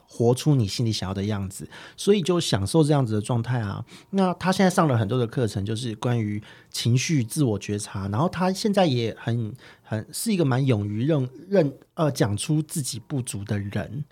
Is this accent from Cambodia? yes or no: no; Taipei, Taiwan; 因为我是台北人，我一直在台北